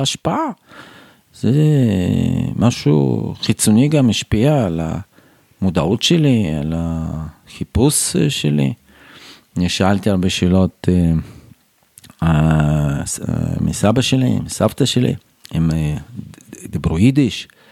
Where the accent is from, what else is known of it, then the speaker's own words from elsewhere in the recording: Tashkent, Uzbekistan; Hebrew is a second language; moved away as an adult; now in Beitar Illit, Israel; אני גדלתי באוזבקיסטן